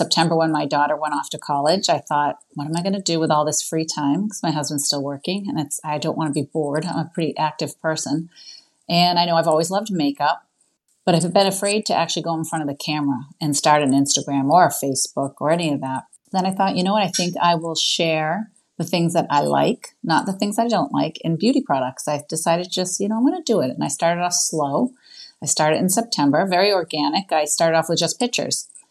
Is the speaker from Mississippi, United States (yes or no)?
no; western Massachusetts, United States; I'm from Massachusetts, on the western part of Massachusetts, out of Boston.